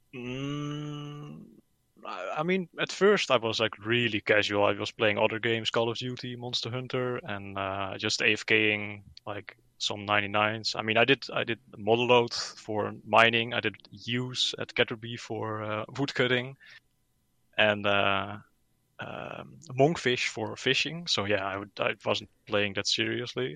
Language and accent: English; Netherlands; I'm from the Netherlands